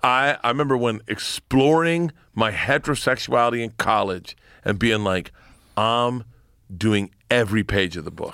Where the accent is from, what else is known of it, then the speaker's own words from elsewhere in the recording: Florida, United States; moved away; growing up in Florida